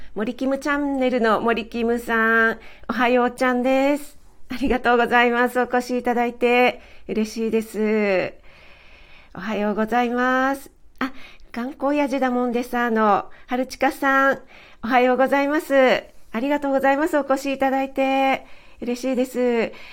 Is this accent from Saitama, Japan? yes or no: no; Kanagawa, Japan; 私も神奈川出身なので